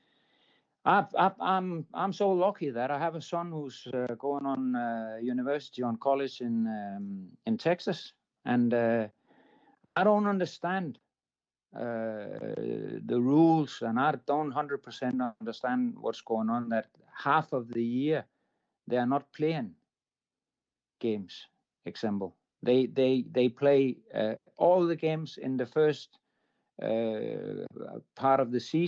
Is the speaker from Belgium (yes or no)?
no; Denmark; I'm coming from Denmark